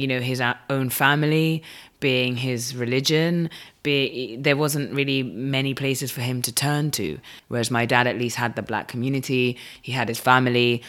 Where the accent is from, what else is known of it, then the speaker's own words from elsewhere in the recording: Madrid, Community of Madrid, Spain; growing up in Madrid